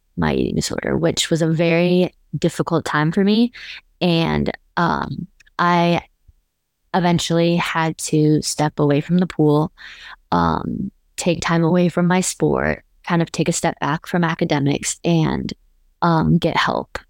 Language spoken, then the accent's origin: English; Scottsdale, Arizona, United States; moved away as an adult; now in Austin, United States; I live in Austin, Texas, but I'm originally from Scottsdale, Arizona